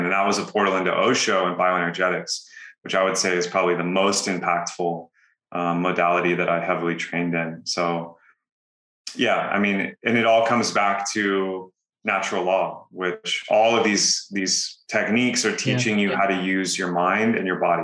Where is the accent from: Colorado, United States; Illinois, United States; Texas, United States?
Texas, United States; moved away; also born or lived in California; Born and raised in Texas, moved to California, became a digital nomad